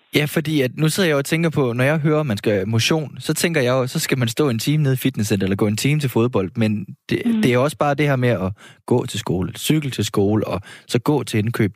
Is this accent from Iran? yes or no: no; Horsens, Central Denmark Region, Denmark; now in Copenhagen, Denmark; jeg er opvokset i Horsens